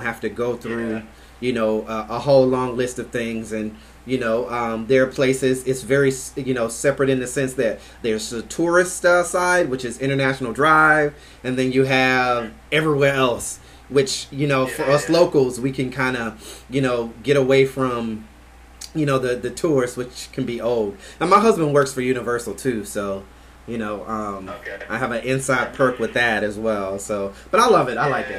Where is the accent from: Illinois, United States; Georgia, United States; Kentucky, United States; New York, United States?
Georgia, United States; Albany; also born or lived in Jacksonville; now in Orlando, United States; yeah, I'm from Georgia originally, Albany, Georgia originally.